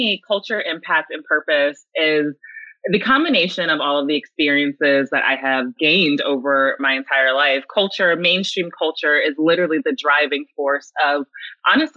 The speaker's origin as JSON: {"language": "English", "region": "the South", "country": "United States", "tie": "born or raised there", "said": "I grew up in the South"}